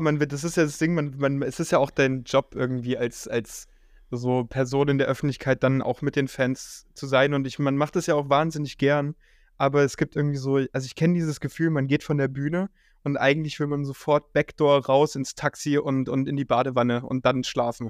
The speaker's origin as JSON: {"language": "German", "region": "Bavaria", "country": "Germany", "tie": "born or raised there", "also_born_or_lived": "East Germany", "moved": "yes", "lives_now": "Berlin, Germany", "said": "ich bin zwar in Bayern aufgewachsen, aber meine ganze Family und, und, und ich bin auch da geboren, ein alter Ossi."}